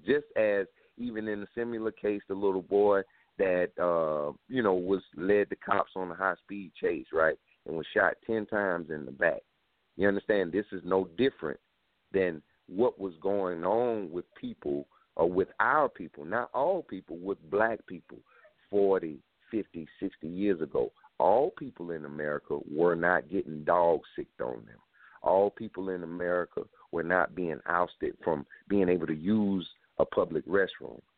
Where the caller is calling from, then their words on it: South Carolina, United States; I'm calling from South Carolina